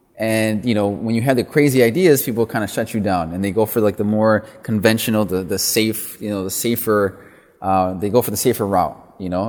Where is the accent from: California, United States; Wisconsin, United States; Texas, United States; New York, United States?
Wisconsin, United States; Milwaukee; also born or lived in East Coast; I'm originally from Milwaukee, Wisconsin. I'm first generation Mexican American. My parents come from a small farming community, uh, in the state of Jalisco. And, uh, you know, grew up in Milwaukee